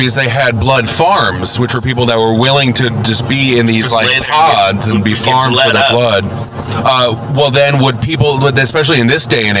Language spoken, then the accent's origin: English; St. Louis, Missouri, United States; I'm from St. Louis.